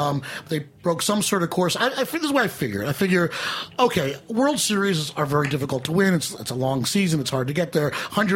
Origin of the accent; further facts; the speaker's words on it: New York, United States; I'm from New York, motherfucker.